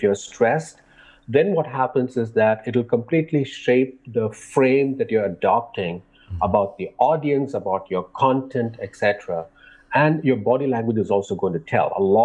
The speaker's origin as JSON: {"language": "English", "country": "India", "tie": "born or raised there", "said": "growing up in India"}